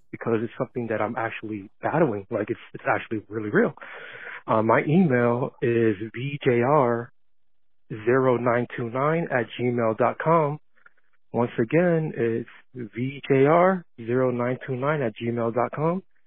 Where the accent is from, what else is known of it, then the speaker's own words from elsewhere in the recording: New Jersey, United States; moved away as an adult; now in Kissimmee, United States; I'm originally from New Jersey, and I moved to the, uh, Kissimmee, Saint Cloud area, uh, in around twenty fifteen